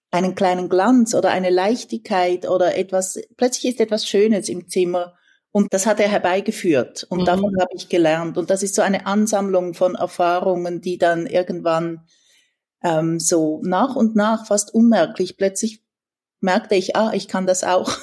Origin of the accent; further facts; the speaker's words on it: Switzerland; moved away as an adult; also born or lived in San Francisco, United States / Mexico; als Schweizerin